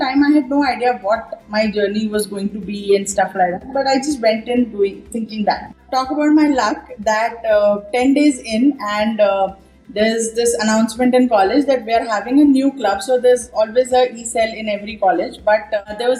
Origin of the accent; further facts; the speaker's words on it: Mumbai, Maharashtra, India; moved away as an adult; also born or lived in Ghaziabad; I was from Mumbai